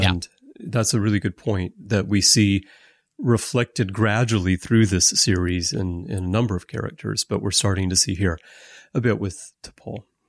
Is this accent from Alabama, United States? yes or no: yes; Alabama, United States; moved away as an adult; now in Japan; I have lived in Japan for twenty-five years, although I'm American, and I'm originally from Alabama.